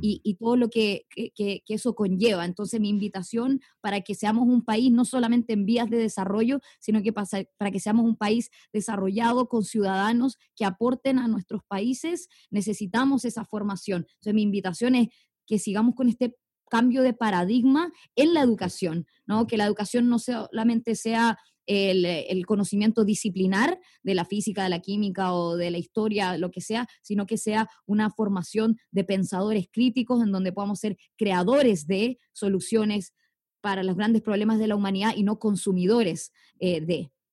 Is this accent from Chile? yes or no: yes; Chile